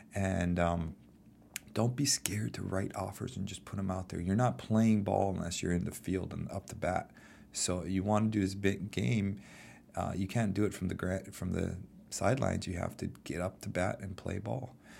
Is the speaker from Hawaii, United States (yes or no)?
yes; Hawaii, United States; I'm born and raised in Hawaii